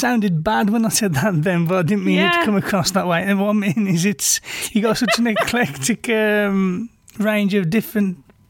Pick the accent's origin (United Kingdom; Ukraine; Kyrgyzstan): United Kingdom; I'm British, so we're not used to that sound anyway that you produce in America